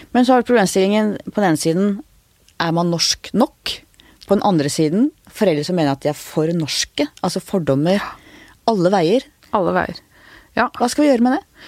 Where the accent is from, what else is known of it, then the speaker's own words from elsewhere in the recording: Oslo, Norway; jeg vokste opp i Groruddalen